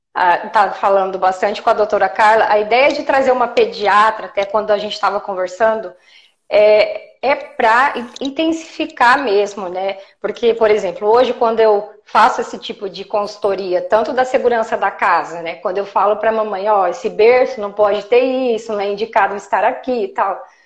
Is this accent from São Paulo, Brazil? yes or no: yes; Jundiaí, São Paulo, Brazil; eu sou de Jundiaí, eu atendo Jundiaí, Campinas e região também